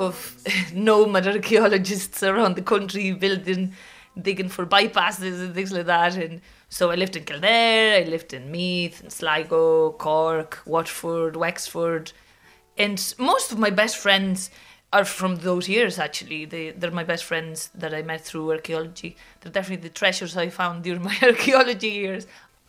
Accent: Viveiro, Galicia, Spain; now in Dublin, Ireland; My hometown is called Viveiro. It's a little medieval town in the north coast of Galicia.

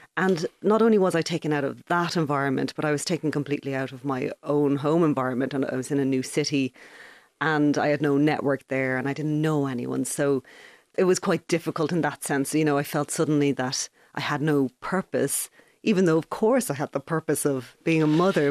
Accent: Ballybrack, County Dublin, Ireland; moved away as an adult; now in Galway, Ireland; I was born and raised in Ballybrack. I lived there my entire childhood

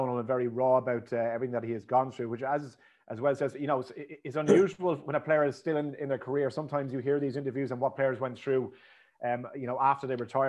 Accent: Moyross, Munster, Ireland; so we grew up in Moyross, obviously

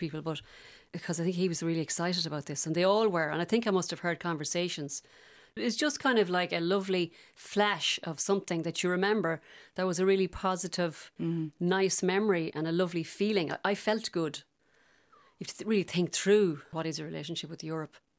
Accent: Galway, Connacht, Ireland; accent: Galway; I do remember my accent slightly changing, not to English, but to more kind of uh, less Gal- Galway than it is now

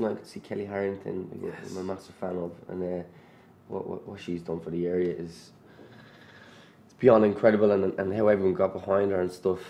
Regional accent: Ireland; accent: Irish

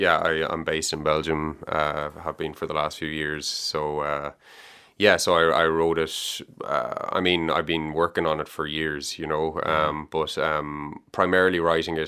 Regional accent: Galway, Connacht, Ireland; also born or lived in Dublin; I'm from Galway. Well, I was given out to by my cousin yesterday, so I have to say I was born in Dublin. He said you're rejecting your Dublin route. So I was born in Dublin, but I grew up in Galway. We moved to Galway when I was 3.

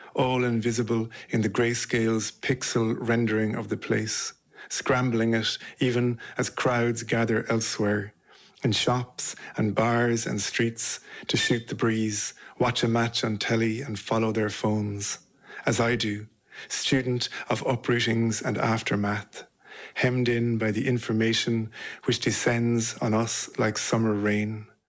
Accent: Listowel, Munster, Ireland; moved away as an adult; also born or lived in London; now in Manchester, United Kingdom; I'm from Listowel in North Kerry and I live in Manchester and I've lived there for nearly 20 years.

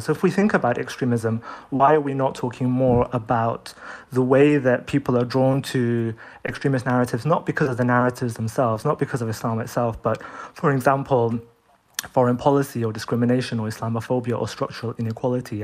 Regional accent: United Kingdom; growing up in Britain and beginning to have conversations about what it means to be Muslim in British society

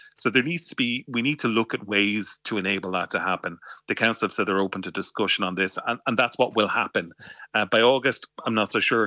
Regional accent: Waterford, Munster, Ireland; moved away; I'm from Waterford originally

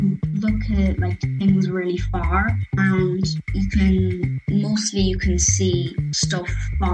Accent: Ballina, Connacht, Ireland; I'm 10 years old and I'm from Ballina, County Mayo.

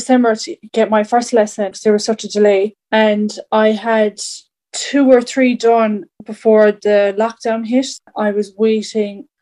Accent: County Kerry, Ireland; find a job in my hometown, and jobs are scarce, it's a small town

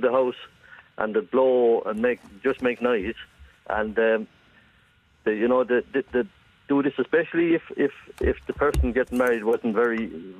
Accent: Ireland; we said we were from Kyle Gate, and we were as proud as punch that we came from Kyle Gate

